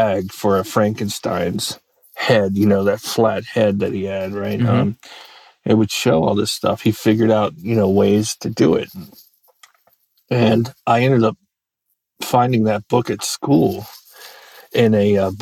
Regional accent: United States; also born or lived in Virginia; I grew up in Maryland and Virginia

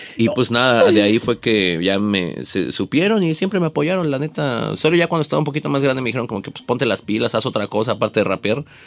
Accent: Nezahualcóyotl, State of Mexico, Mexico; yo nací en, en Ciudad Nezahualcóyotl

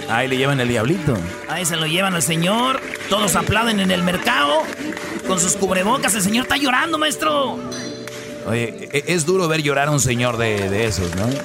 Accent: Mexico; como los mexicanos somos buenas personas, somos, nos gusta estar ahí con nuestra gente.

